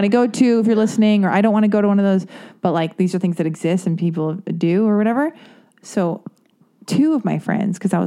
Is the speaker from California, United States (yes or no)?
yes; West Hollywood, California, United States; Born and raised in West Hollywood